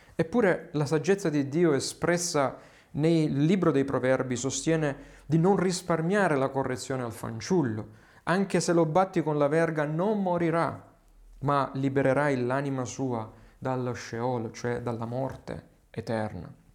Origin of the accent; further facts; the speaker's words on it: Southern Italy, Italy; Qui nel sud Italia, parlo nelle mie zone